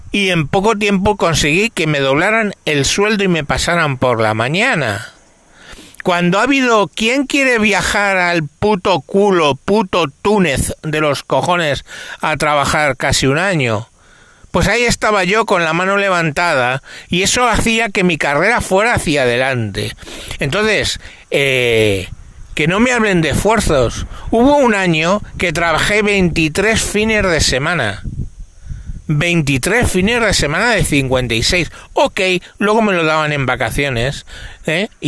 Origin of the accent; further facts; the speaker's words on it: Madrid, Community of Madrid, Spain; born there; teniendo en cuenta que nací, ya lo sabéis, en el Cinturón Rojo de Madrid